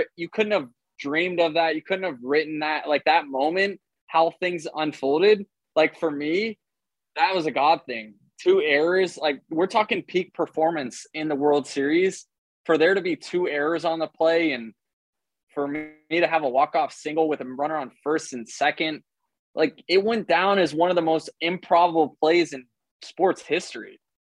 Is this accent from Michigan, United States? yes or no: no; Tampa, Florida, United States; I play Major League Baseball player for Major League Baseball for my hometown